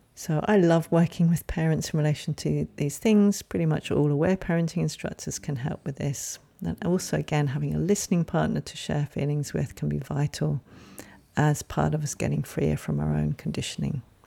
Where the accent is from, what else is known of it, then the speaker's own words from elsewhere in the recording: England, United Kingdom; moved away; that was certainly the language I grew up with growing up in England